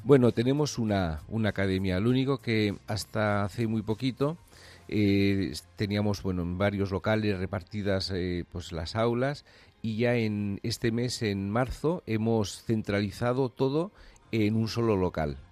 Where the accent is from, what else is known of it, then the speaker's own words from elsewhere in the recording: San Sebastián, Basque Country, Spain; moved away as an adult; also born or lived in Japan; now in Barcelona, Spain; yo soy de San Sebastián